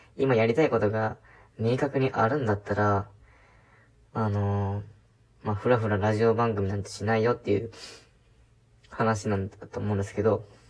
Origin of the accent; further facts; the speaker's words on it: Japan; moved away as an adult; 田舎で生まれ、そしてそこで育った